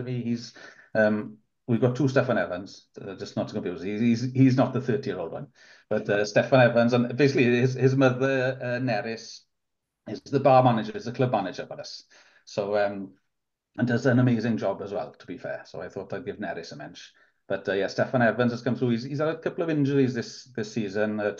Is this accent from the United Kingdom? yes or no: yes; Newcastle Emlyn area, West Wales, United Kingdom; first language Welsh; English is a second language; also born or lived in Wrexham; my mother came from Pembrokeshire, North Pembrokeshire, so we moved down in 84 when I was about four.